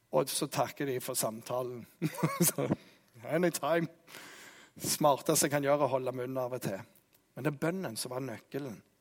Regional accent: Jæren, Rogaland, Norway; jeg er jærbu

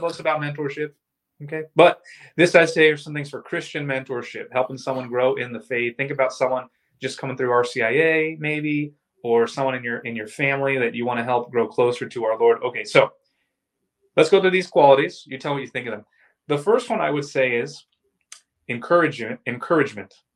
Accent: Orlando, Florida, United States; I'm from Orlando

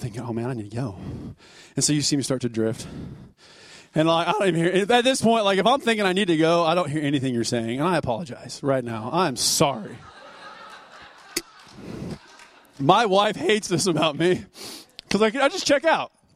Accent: United States; I was born here in the United States

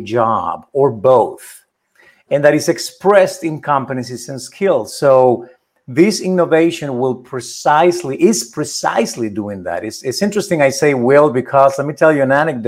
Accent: Spain; now in United States; I was born in Spain. I became a US citizen.

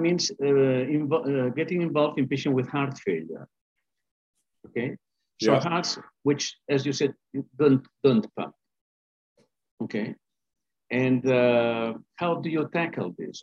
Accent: Spain; also born or lived in Boston, Massachusetts, United States / London, United Kingdom; now in Barcelona, Spain; I'm from Spain. In fact, I was born in Boston, Massachusetts

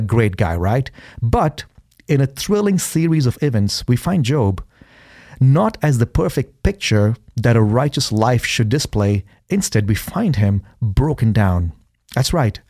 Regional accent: India; now in Boise, United States; growing up in India, I've been homeless in India

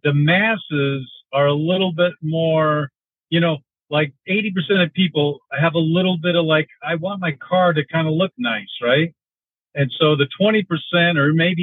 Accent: Denver, Colorado, United States; now in Michigan, United States; I grew up in Denver, and I live in Michigan now

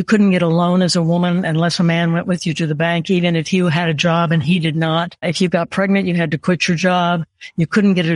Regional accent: Oklahoma, United States; moved away as an adult; I was raised in Oklahoma and I couldn't wait to see it in my rearview mirror. And I left home when I was about 18

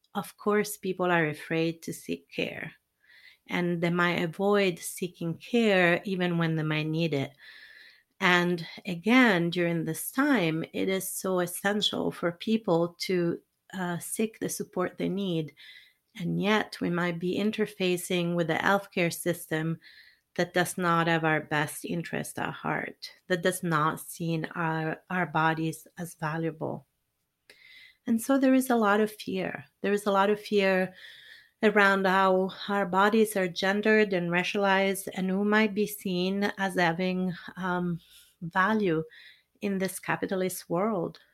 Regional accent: Italy; moved away; I'm originally from Italy

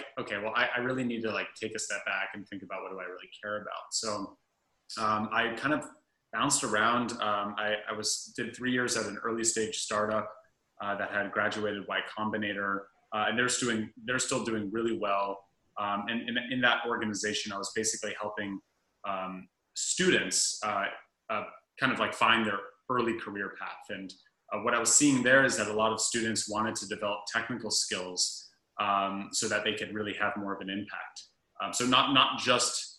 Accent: Berkeley, California, United States; also born or lived in Santa Barbara, California; I'm from Berkeley, California originally

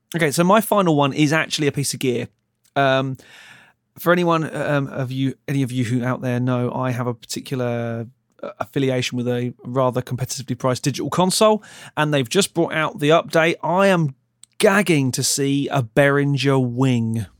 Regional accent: Ipswich, East of England, United Kingdom; moved away; also born or lived in London; I'm from London, but originally I'm from a little town called Ipswich.

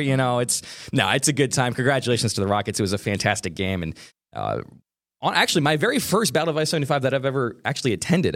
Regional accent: Elyria, Ohio, United States; Illyria, which, by the way, is my hometown

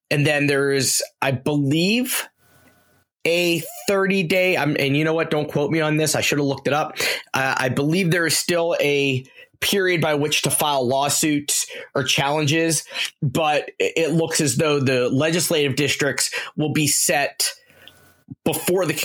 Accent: Pittsburgh, Pennsylvania, United States; my hometown of Pittsburgh.

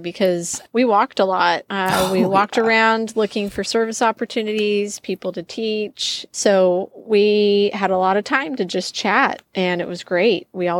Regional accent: Utah, United States; So I'm from Utah, born and raised there in a couple different cities, but I claim it.

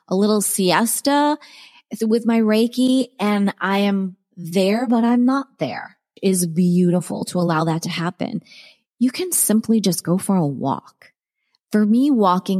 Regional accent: Cape Cod, Massachusetts, United States; moved away; also born or lived in Maryland / Rhode Island / Arizona; I grew up on Cape Cod. I went to school in Rhode Island on the ocean. With that, I was born in Maryland

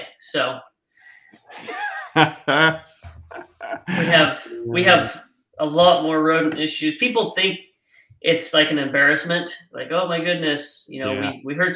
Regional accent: Idaho, United States; moved away; I grew up in Idaho, so deer and elk is what I've hunted

